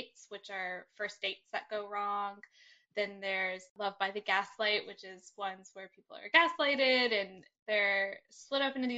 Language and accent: English; Brevard, North Carolina, United States; moved away as an adult; also born or lived in Austin, Texas; now in Los Angeles, United States; I grew up in North Carolina, a really small town